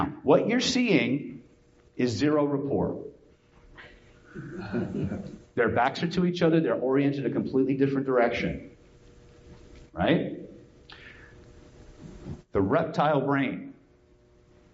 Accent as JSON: {"language": "English", "region": "California", "country": "United States", "said": "I'm from California"}